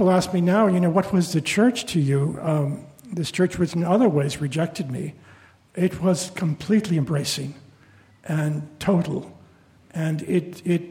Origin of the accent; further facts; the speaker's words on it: Sacramento, California, United States; first language Spanish; English is a second language; I grew up in Sacramento, California